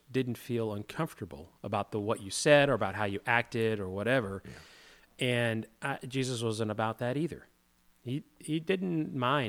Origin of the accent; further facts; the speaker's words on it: the South, United States; growing up in the South, there was this expectation about how you were supposed to act